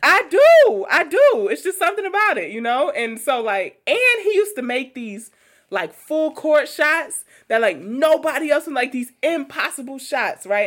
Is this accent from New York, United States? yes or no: yes; New York City, New York, United States; I grew up in Queens